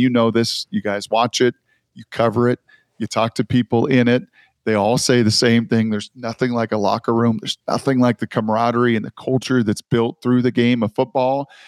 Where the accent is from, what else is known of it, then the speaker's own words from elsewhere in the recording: about 45 minutes from Seattle, Washington, United States; the hometown team that I grew up watching right in Seattle, about 45 minutes from my hometown